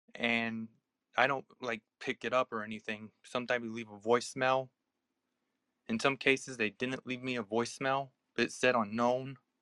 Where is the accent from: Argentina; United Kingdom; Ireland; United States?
United States; I'm from the US